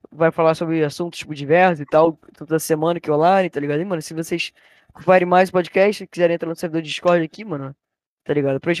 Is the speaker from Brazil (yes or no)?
yes; Rio de Janeiro, Brazil; a gente é do Rio, né? Tá o sotaque bem é, complicado